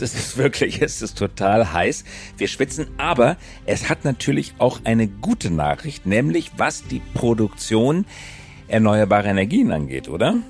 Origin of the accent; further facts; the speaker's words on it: Germany; wir Deutsche